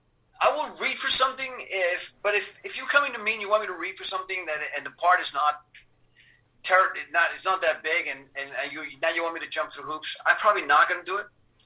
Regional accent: Miami Beach, Florida, United States; moved away as an adult; also born or lived in Cuba / New York; I'm Cuban, B, that I had grown up in Miami Beach

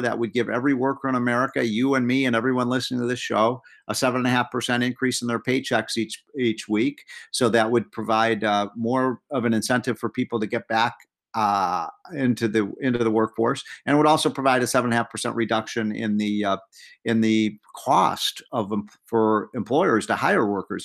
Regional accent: Illinois, United States; I'm from Illinois

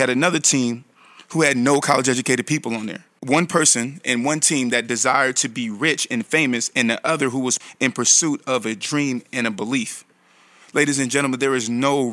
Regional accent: Bay Area, California, United States; also born or lived in Atlanta, Georgia; now in New York, United States; I'm from the Bay Area, California

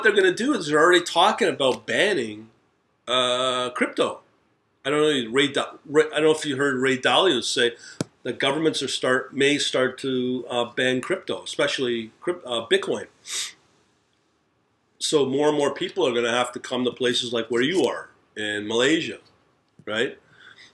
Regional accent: Canada; as a Canadian

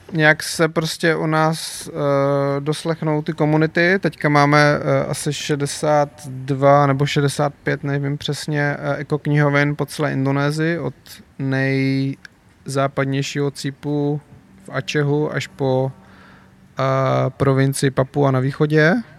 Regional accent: Czechia; jako Češi

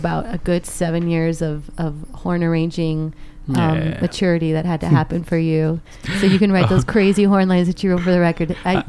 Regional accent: Miami, Florida, United States; moved away as an adult; also born or lived in Argentina / Boston; now in Los Angeles, United States; I'm living in L.A. currently. I'm from Argentina, and I was raised in Miami.

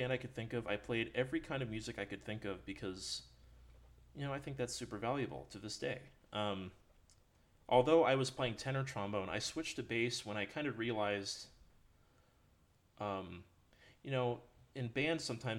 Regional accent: Red Wing, Minnesota, United States; moved away; also born or lived in Denton, Texas; So I'm from Minnesota, from up north. Born in Red Wing.

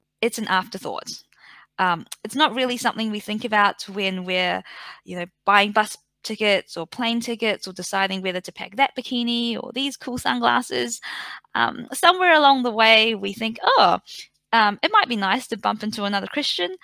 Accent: Napier, Hawke's Bay, New Zealand; now in Melbourne, Australia; I am from New Zealand. I'm from a small regional town or city, I guess, called Napier.

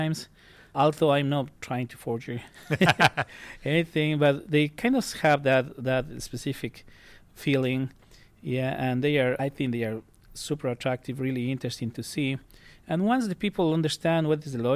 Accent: Cuenca, Azuay, Ecuador; moved away as an adult; now in United States; I am from a city that is known in my country as the Athens of Ecuador

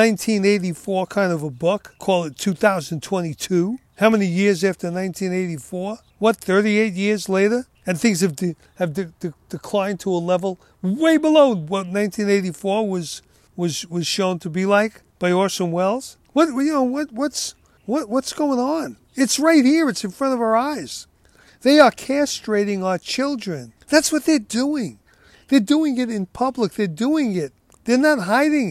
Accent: United States; I was born here and brought up here and lived here

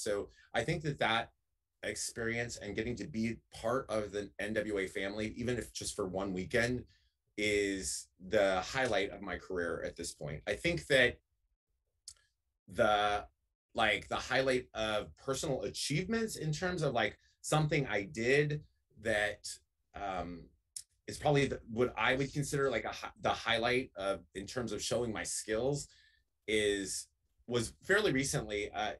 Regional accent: the South, United States; I grew up in the South, and the South is about the National Wrestling Alliance.

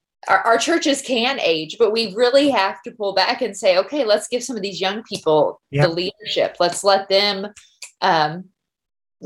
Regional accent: Gibbon, Nebraska, United States; moved away as an adult; now in Kodiak, United States; my home church, Gibbon, Nebraska.

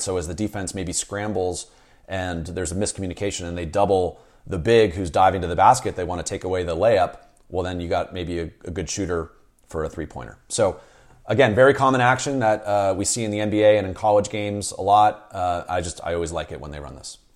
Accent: San Rafael, California, United States; I grew up in Peacock Gap in Santa Fe.

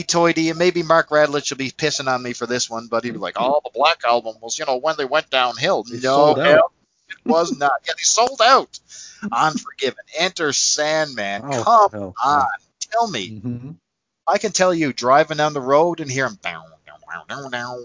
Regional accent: Canada; accent: Canadian; I'm a Canadian guy, and it's no secret, you can tell by my accent

